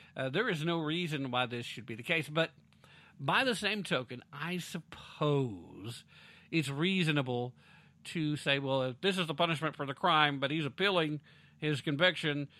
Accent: United States; first language English; as an American

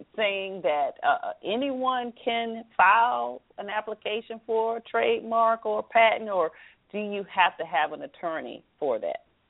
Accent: the South, Southern United States, United States; accent: Southern; now in Washington, D.C. area, United States; Proud of my Southern accent

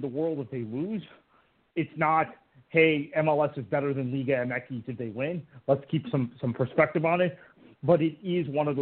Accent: United States; as an American

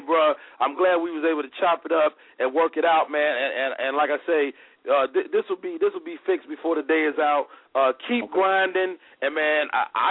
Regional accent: Chicago, Illinois, United States; also born or lived in Monroe, Louisiana; I'm a Chicagoan, born and raised, but you know, I spent my formative years in Monroe, Louisiana. I grew up, you know, I became a man in Monroe

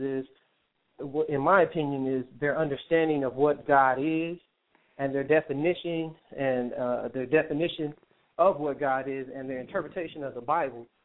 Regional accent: California, United States; I'm from California

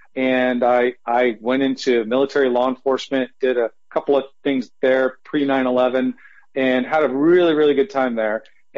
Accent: Santa Cruz, California, United States; moved away as an adult; also born or lived in Naples, Florida / Wilmington, Delaware; So I was born and raised in Santa Cruz, California.

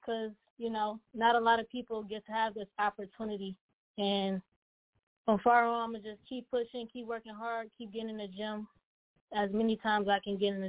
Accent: Pontiac, Michigan, United States; born or raised there

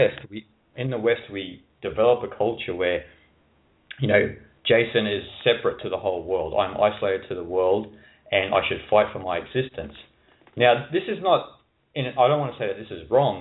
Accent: Australia; moved away as an adult; also born or lived in Asia; I grew up in Australia as well, so very conservative culture

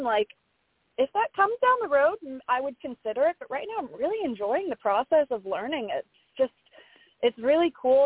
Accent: Florida, United States; moved away as an adult; now in Nashville, United States; I'm originally from Florida. I've lived here since 2017 now

